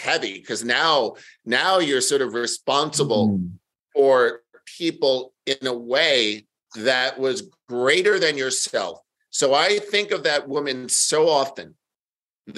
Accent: New York, United States; I'm born and raised in New York

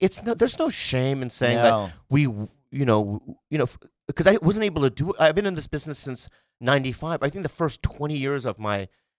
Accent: United States; I'm an American through and through.

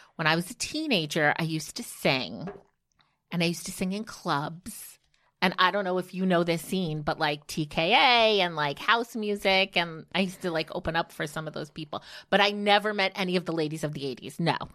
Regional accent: outside of Newark, New Jersey, United States; Because I am such a Jersey girl. I grew up outside of Newark

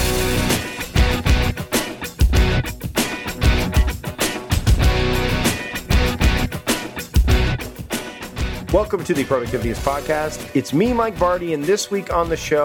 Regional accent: Canada; I'm Canadian and we are royal subjects up here

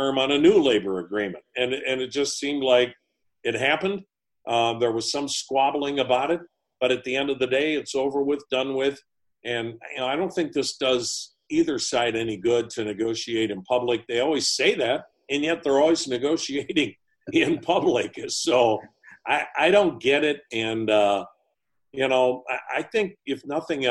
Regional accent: Wisconsin, United States; moved away; I'm from Wisconsin.

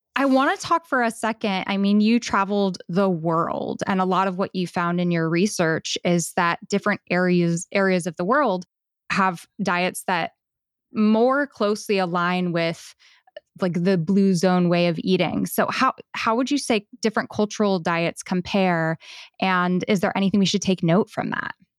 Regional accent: United States; being an American

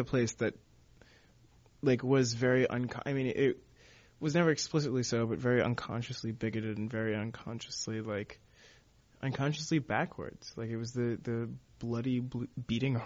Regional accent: Texas, United States; now in New York, United States; I grew up in Texas

